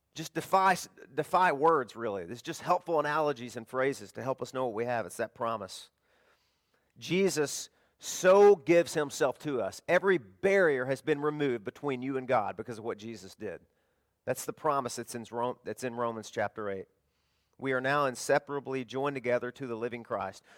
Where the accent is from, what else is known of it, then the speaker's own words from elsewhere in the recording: the South, United States; now in Florida, United States; I'm from the South, we had tornadoes all the time